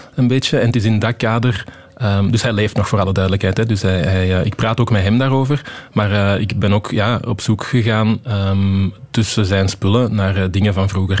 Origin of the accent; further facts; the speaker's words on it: Wechelderzande, Flanders, Belgium; also born or lived in Antwerp; ik ben geboren in Antwerpen, maar toen ik één jaar was, zijn we verhuisd naar Wecheldre Zanden eh, in de Kempen